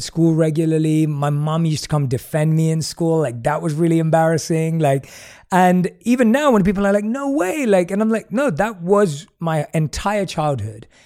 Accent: London, United Kingdom; moved away as an adult; We're both born and raised in London.

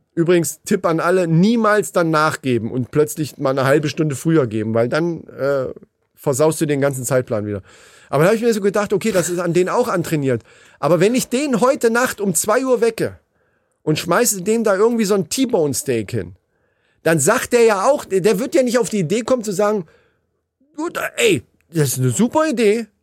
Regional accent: Hesse, Germany; Wie man bei uns in Hessen so sagt

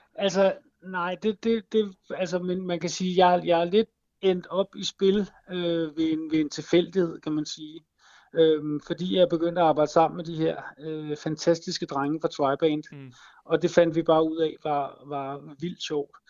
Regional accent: Copenhagen, Capital Region of Denmark, Denmark; jeg kommer fra København

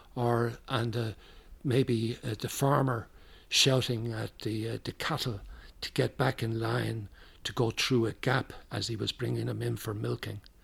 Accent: Dublin, Leinster, Ireland; moved away as an adult; now in United States; I was born in Dublin in a place called Drumna. is a suburb of, of the city

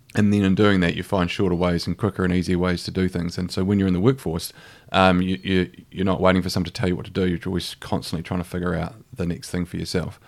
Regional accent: Christchurch, Canterbury, New Zealand; moved away as an adult; also born or lived in Otago / Australia / London; I'm from Avonside. So, I grew up in Avonside.

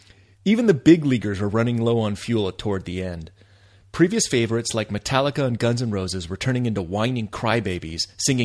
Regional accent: Connecticut, United States; also born or lived in Florida; The decade passed by, we moved from Connecticut to Florida.

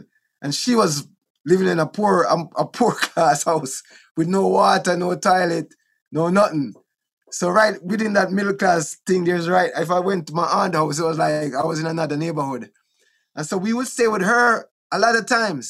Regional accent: Kingston, Jamaica; also born or lived in Wilmington, Delaware / Bull Bay; Trenchtown, where I was born in Trenchtown. We grew up in a Trenchtown a little bit.

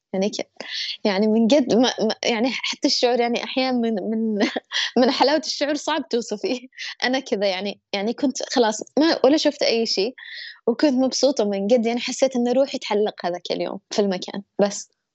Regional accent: Yemen; also born or lived in Egypt; أنا يمنية

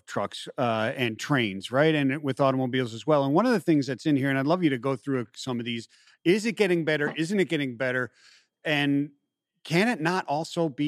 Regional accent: Naples, Florida, United States; moved away; we grew up in South Florida, in the Naples side of South Florida

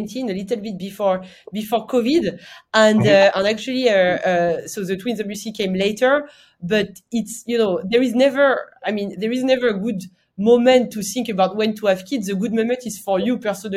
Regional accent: the Alps, France; accent: French; English is a second language; I'm French, as per my accent. I'm from the Alps, a big skier.

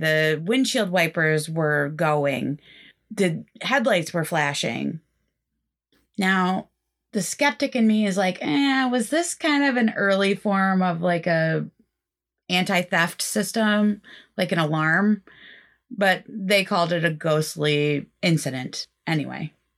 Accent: Northeast Pennsylvania, United States; accent: Northeast Pennsylvania; my Northeast Pennsylvania accent

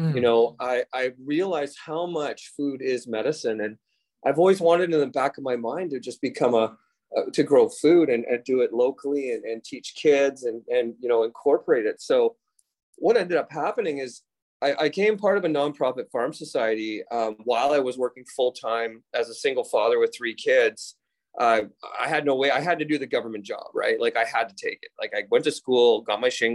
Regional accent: Ladner, British Columbia, Canada; also born or lived in Tsawwassen, British Columbia / Vancouver, British Columbia; And I grew up in Ladner, British Columbia, Tawasin, British Columbia

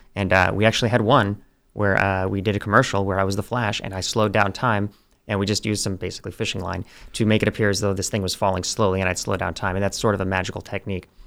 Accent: Oklahoma, United States; we're from Oklahoma

